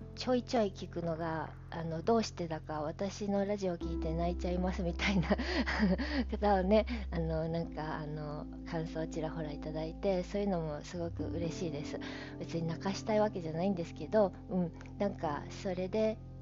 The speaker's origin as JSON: {"language": "Japanese", "country": "Japan", "tie": "born or raised there", "said": "私はずっとこの日本で育ってる"}